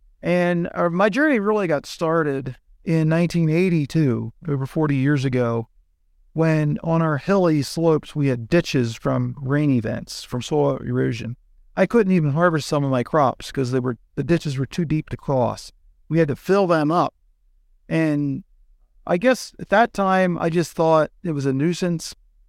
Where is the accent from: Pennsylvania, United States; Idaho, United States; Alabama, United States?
Pennsylvania, United States; from Southern Pennsylvania, Lancaster County.